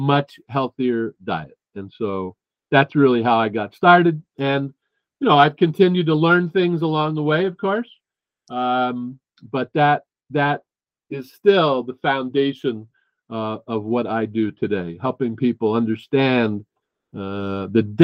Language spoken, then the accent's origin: English; New Jersey, United States; moved away as an adult; also born or lived in Boston; I moved from New Jersey, where I grew up, to Boston